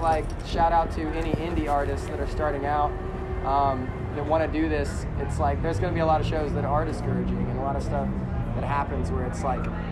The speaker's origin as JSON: {"language": "English", "area": "north of Dallas", "region": "Texas", "country": "United States", "tie": "born or raised there", "also_born_or_lived": "Canyon Lake, Texas", "said": "I grew up north of Dallas in a small town"}